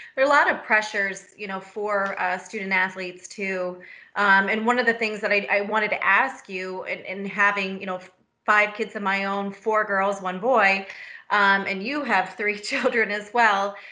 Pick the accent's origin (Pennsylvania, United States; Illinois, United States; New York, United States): Pennsylvania, United States; Butler; I grew up in Butler, just north of Pittsburgh